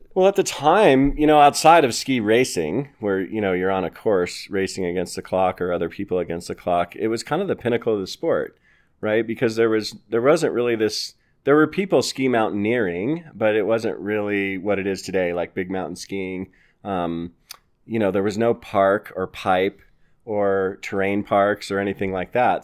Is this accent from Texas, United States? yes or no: no; Littleton, Colorado, United States; I grew up here in Littleton, Colorado, and I was raised by a fanatic skier, single mom who loved to ski.